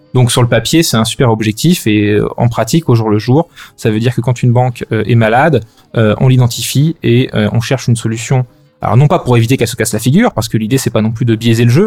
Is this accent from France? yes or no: yes; France; moved away as an adult; also born or lived in London; now in Brussels, Belgium; j'ai j'ai grandi en France jusqu'à la fin de mes études.